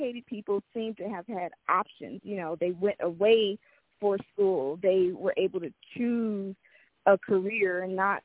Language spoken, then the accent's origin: English; Los Angeles, California, United States; I grew up in South Central Los Angeles